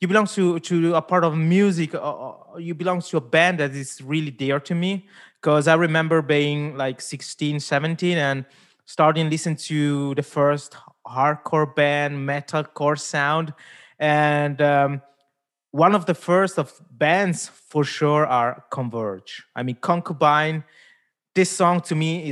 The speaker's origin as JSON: {"language": "English", "country": "Switzerland", "tie": "born or raised there", "also_born_or_lived": "India", "first_language": "Italian", "second_language": "English", "said": "I grew up here in Switzerland, born in India, but grew up here in Switzerland"}